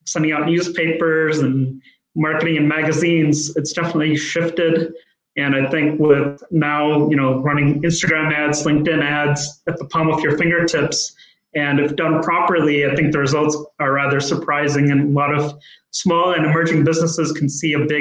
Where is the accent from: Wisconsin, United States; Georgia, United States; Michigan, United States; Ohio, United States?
Michigan, United States; Rochester Hills; I was born and raised in Rochester Hills, Michigan.